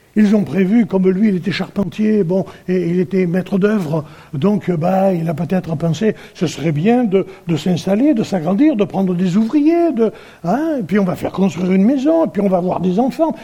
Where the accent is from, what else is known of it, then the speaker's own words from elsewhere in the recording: France; nous sommes français